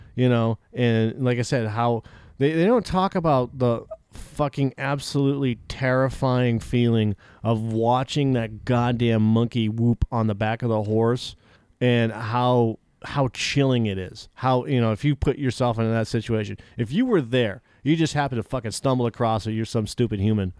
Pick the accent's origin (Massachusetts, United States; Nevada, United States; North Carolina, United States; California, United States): Massachusetts, United States; I was born in Massachusetts